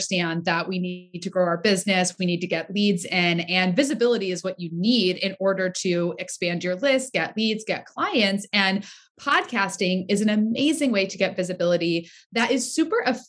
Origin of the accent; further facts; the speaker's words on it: Southeast Pennsylvania, United States; now in Rhode Island, United States; I am born and raised in Pennsylvania, Southeast Pennsylvania